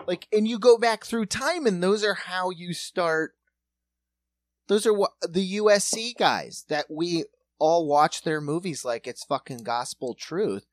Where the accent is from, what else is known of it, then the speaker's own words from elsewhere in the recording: Watertown, United States; growing up in Watertown.